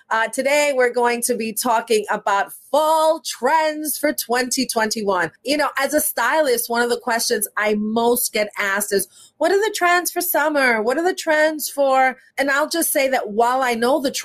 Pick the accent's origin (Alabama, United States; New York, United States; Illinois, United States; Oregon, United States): New York, United States; growing up in New York